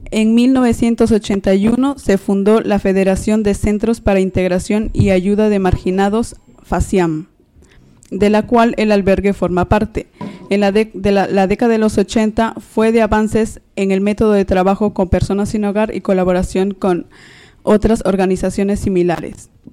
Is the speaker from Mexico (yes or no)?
no; Peru; now in Madrid, Spain; soy una persona inmigrante, de, soy de Perú